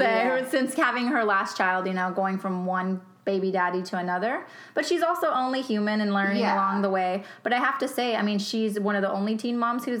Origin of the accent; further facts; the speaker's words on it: New York, United States; moved away; I'm originally from New York, like Amanda